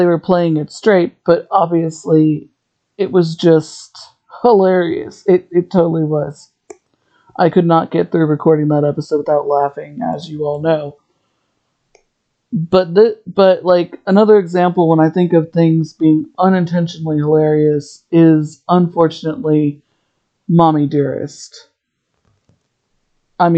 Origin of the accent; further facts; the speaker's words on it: Ohio, United States; I'm from Ohio